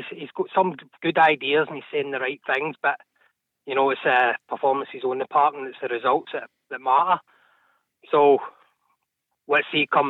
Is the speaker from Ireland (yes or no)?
no; Glasgow, Scotland, United Kingdom; Glasgow, Maryhill.